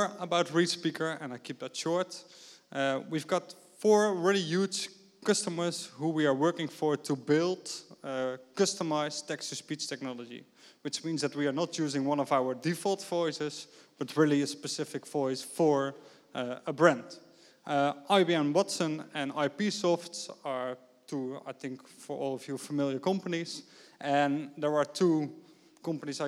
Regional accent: 's-Hertogenbosch, North Brabant, Netherlands; now in Amsterdam, Netherlands; I was born in Den Bosch, so if you talk with me during the breaks, that explains the accent

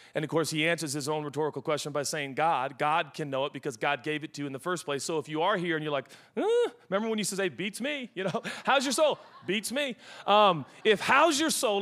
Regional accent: Seattle, Washington, United States; I'm from Seattle

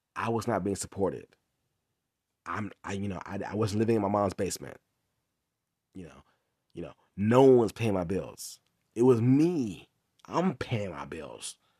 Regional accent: Inglewood, California, United States; also born or lived in Long Beach, California; that's where I'm from, I'm from Inglewood. So, I moved back to Inglewood, California

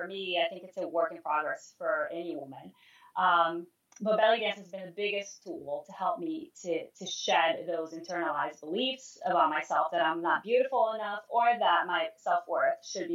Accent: Brazil; moved away; I'm originally from Brazil

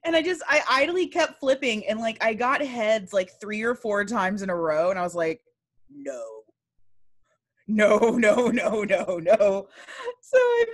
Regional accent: Texas, United States; I'm a Texan

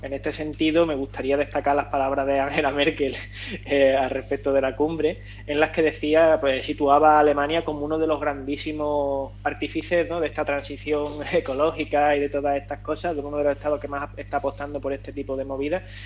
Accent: Andalusia, Spain; yo soy andaluz

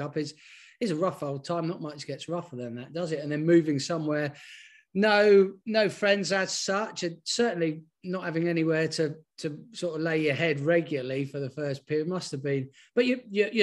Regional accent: Deal, South East England, United Kingdom; we sort of grew up in Kent around the same time

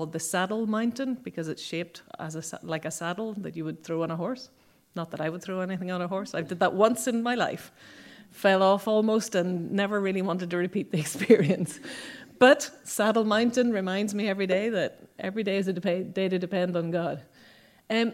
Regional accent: Northern Ireland, United Kingdom; moved away; also born or lived in Mexico; I'm from Northern Ireland.

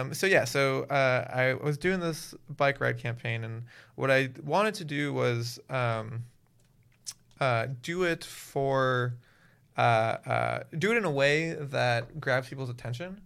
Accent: Miami, Florida, United States; moved away as an adult; also born or lived in Waltham, Massachusetts; I'm originally from Miami, Florida.

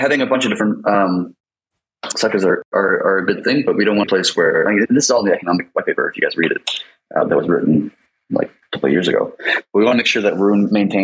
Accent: United States; I'm American

